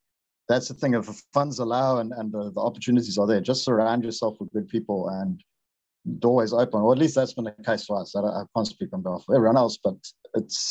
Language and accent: English; Durban, KwaZulu-Natal, South Africa; Durban, in my hometown